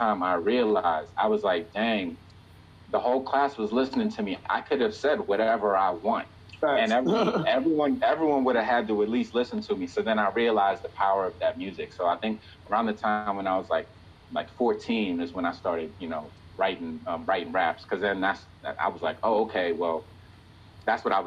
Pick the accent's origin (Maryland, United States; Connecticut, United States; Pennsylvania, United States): Maryland, United States; Silver Spring; also born or lived in Atlanta, Georgia / Nigeria; now in Washington, D.C., United States; I grew up in Silver Spring, Maryland, which is right outside DC. I live in DC right now. I was born in Atlanta, Georgia, and my family's from Nigeria, West Africa.